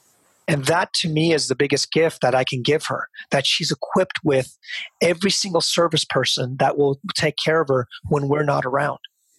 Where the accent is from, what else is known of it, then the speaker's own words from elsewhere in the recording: Seattle, Washington, United States; also born or lived in Fremont, California / Union City, California; I grew up in Seattle.